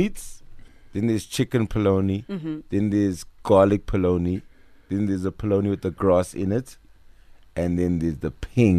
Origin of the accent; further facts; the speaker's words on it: Durban, KwaZulu-Natal, South Africa; I'm from Durban. Not even white people speak Afrikaans in Durban.